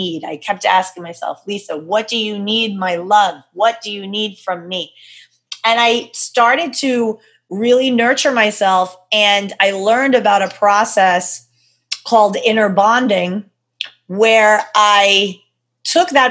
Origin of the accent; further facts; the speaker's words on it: New York, United States; I'm a girl from New York